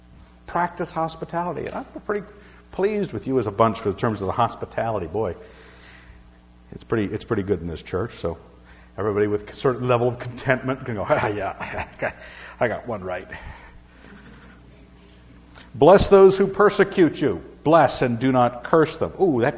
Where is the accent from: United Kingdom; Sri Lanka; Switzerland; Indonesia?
United Kingdom; Scotland; Now, I'm a Scotsman. I'm supposed to reverence the name of Wallace.